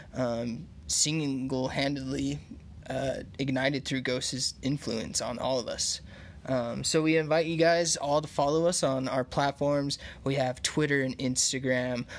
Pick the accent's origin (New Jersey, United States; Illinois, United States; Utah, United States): Utah, United States; I grew up here in Utah, and I grew up in the uh, Mormon church